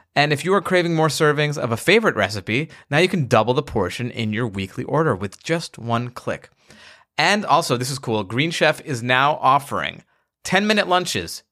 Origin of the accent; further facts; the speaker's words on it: Long Island, New York, United States; I grew up in Long Island as well